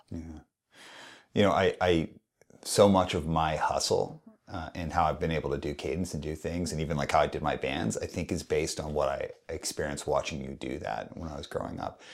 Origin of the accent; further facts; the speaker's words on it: Calgary, Alberta, Canada; when I was a kid, a little kid growing up in Calgary